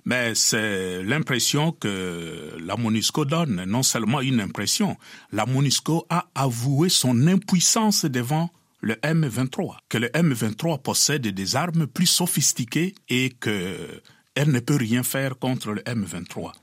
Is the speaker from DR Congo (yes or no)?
yes; DR Congo; now in Kinshasa, DR Congo